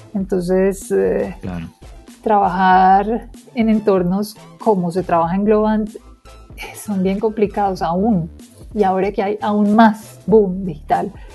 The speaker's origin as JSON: {"language": "Spanish", "country": "Colombia", "accent": "Colombian", "said": "yo soy bien colombiana"}